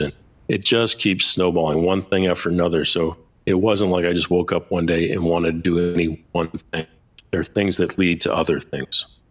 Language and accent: English; Boston, Massachusetts, United States; I'm an Italian from Boston